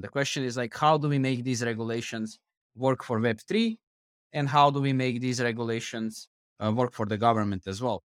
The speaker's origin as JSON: {"language": "English", "country": "Croatia", "said": "I'm coming from Croatia"}